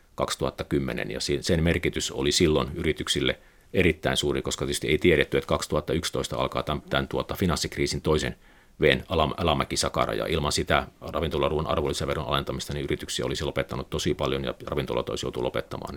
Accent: Pieksämäki, South Savo, Finland; moved away; olin Pieksämäkeläinen aina. aina. Et se oli pieni vireä kaupunki 70-80-luvulla, kun asuin siellä ja, ja se, siellä oli, oli hyvä, hyvä, hyvä lapsuus, hyvä nuoruus

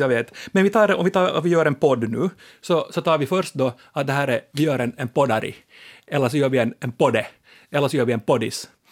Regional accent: Ostrobothnia, Finland; moved away; jag är ju då som alla vet österbottning i exil, jag är från Bönde, eller Lande

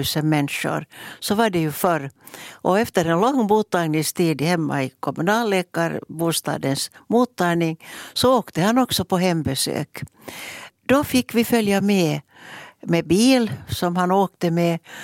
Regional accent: Mäntsälä, Uusimaa, Finland; som hade min barndom i Mäntsälä tillsammans med mina systrar Ulla och Gunnel. Jag är född där.

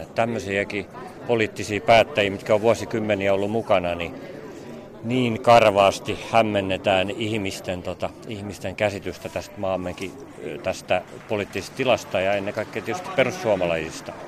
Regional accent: Pori, Satakunta, Finland; Itsekin olen Porista

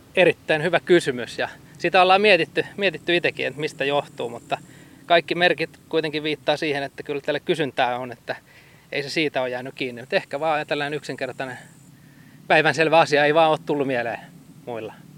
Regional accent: Hamina, Kymenlaakso, Finland; moved away; mä oon itse Haminasta kotoisin

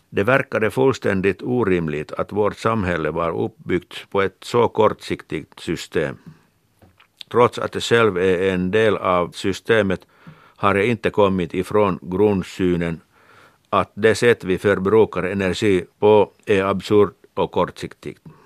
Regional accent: Kirkkonummi, Uusimaa, Finland; Jag har vuxit upp vid Finska vikens kust i Kyrkslätt

